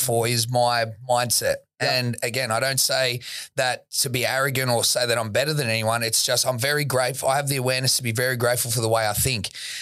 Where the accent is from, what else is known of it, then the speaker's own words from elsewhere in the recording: Sydney, New South Wales, Australia; I grew up in Woolloomooloo, not when it was how it is now